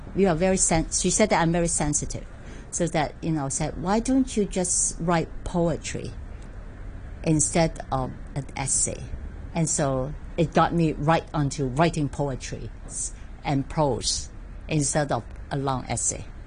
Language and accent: English; Hong Kong; also born or lived in Guangzhou, China; I'm from Hong Kong, I'm from Hong Kong